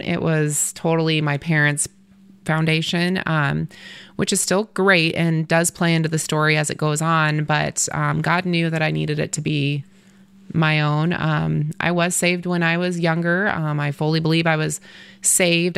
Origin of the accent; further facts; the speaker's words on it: Torrington, Wyoming, United States; I grew up in Torrington, so I was still in my hometown.